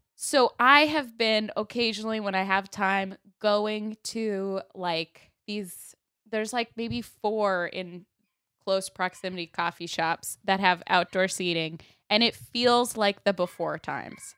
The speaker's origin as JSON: {"language": "English", "town": "Sarasota", "region": "Florida", "country": "United States", "tie": "born or raised there", "moved": "as an adult", "lives_now": "Los Angeles, United States", "said": "Sarasota, my hometown"}